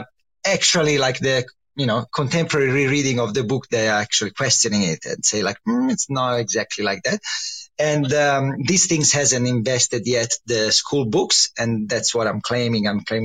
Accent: Livorno, Tuscany, Italy; So I come from Tuscany, from the only Tuscan city which is famous for nothing, which is Livorno.

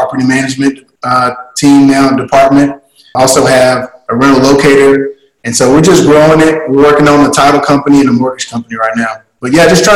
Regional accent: East Texas, United States; born and raised in East Texas

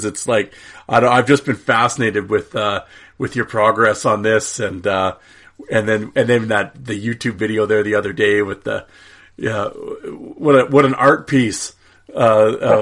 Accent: Saskatoon, Saskatchewan, Canada; growing up in Saskatoon with our junior team

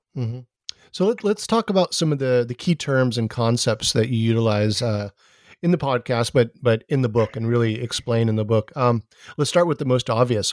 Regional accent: Hawaii, United States; I'm from Hawaii

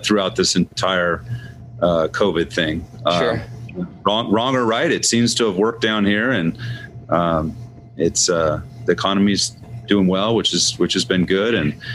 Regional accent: Seattle, Washington, United States; now in Scottsdale, United States; I'm from Seattle

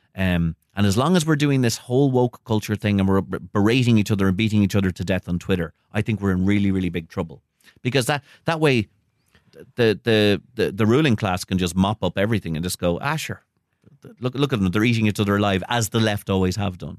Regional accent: Ireland; also born or lived in United States; I'm an American citizen myself, um, though I grew up in Ireland.

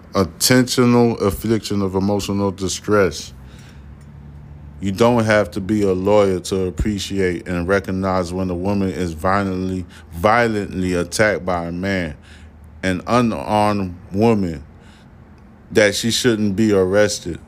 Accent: New York City, New York, United States; also born or lived in Haiti (ancestry); I'm from Brooklyn, New York

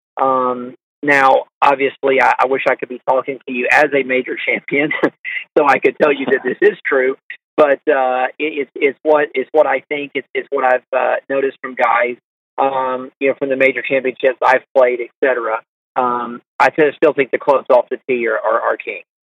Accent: Augusta, Georgia, United States; we're from the South and from Augusta

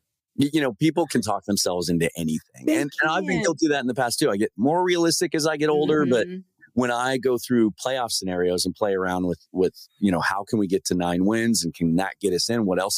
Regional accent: Pacific Northwest, United States; growing up in the Pacific Northwest.

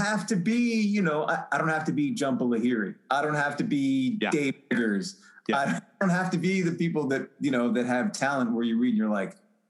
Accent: Baltimore, Maryland, United States; now in Philadelphia, United States; born and raised in Baltimore.

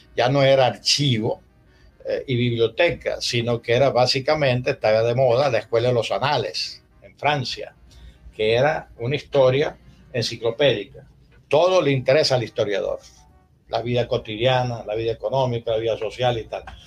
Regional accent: La Concepción, Zulia, Venezuela; also born or lived in Spain / Paris; yo me crié oyendo Ranchera en la Concepción

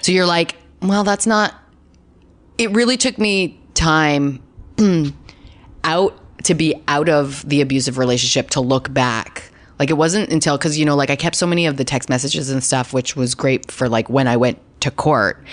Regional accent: Canada; accent: Canadian; now in Los Angeles, United States

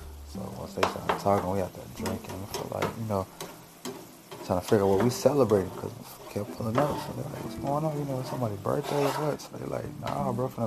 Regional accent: Illinois, United States; we're from Illinois

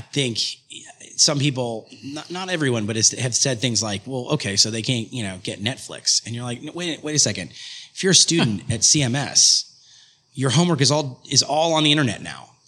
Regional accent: Nashville, Tennessee, United States; now in Charlotte, United States; I grew up in Nashville, Tennessee

